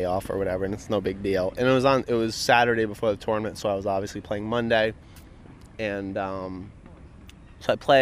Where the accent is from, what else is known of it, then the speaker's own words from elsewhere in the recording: Rhode Island, United States; fellow Rhode Islander